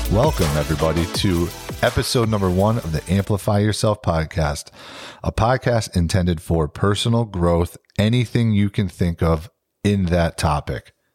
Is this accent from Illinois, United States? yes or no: no; Capital District, New York, United States; born and raised in the Capital District.